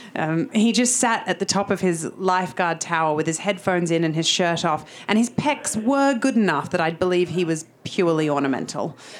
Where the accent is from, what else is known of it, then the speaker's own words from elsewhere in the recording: Sydney, New South Wales, Australia; moved away as an adult; now in London, United Kingdom; I'm from Sydney, so 15 months in London